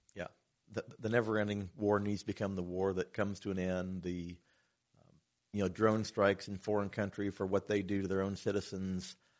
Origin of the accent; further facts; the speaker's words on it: Batesville, Indiana, United States; also born or lived in Oldenburg, Indiana; born and raised in Batesville, Indiana, but my family's lived in Oldenburg for six generations now